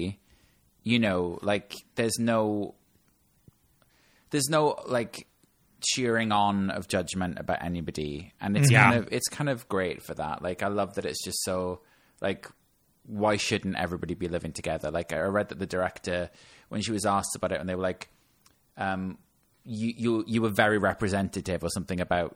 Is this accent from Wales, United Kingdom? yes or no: yes; Wales, United Kingdom; as somebody that's from Wales and I always get told that I'm from England